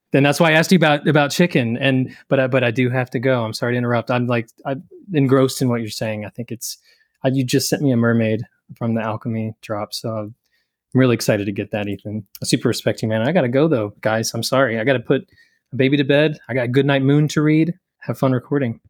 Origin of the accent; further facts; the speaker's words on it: Bowling Green, Kentucky, United States; I grew up in Bowling Green, Kentucky